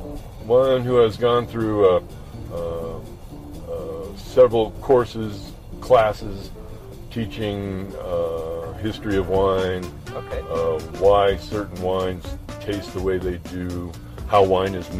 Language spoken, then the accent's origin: English; Farmington, New Mexico, United States; I was born in Farmington in 1956